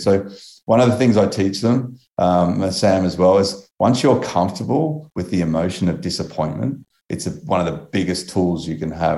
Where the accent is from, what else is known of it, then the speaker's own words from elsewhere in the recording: Australia; I'm Australian